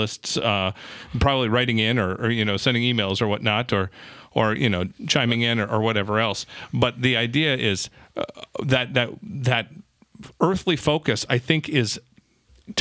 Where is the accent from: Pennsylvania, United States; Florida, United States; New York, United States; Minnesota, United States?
Minnesota, United States; I'm from Minnesota